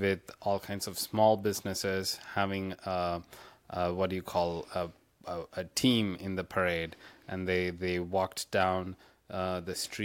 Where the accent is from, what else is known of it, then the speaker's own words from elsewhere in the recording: South India, India; now in Florida, United States; I grew up in India and the in the South in mm-hmm. South India